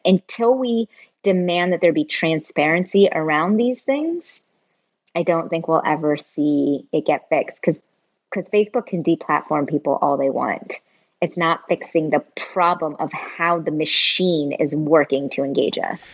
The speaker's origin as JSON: {"language": "English", "area": "Bay Area", "region": "California", "country": "United States", "tie": "born or raised there", "said": "I grew up I grew up in the Bay Area"}